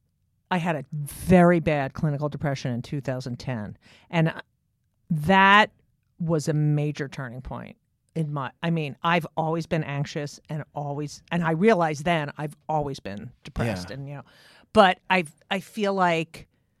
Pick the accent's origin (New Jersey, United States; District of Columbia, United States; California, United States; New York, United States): New Jersey, United States; Well, I'm from New Jersey.